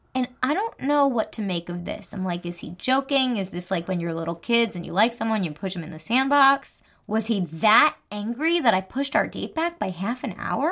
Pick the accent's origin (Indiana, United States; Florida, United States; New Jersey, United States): New Jersey, United States